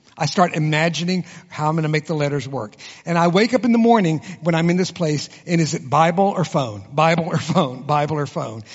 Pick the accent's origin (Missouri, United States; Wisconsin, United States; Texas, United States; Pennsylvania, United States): Texas, United States; I was born and raised in Texas, and I can be as competitive as any Texan in the room.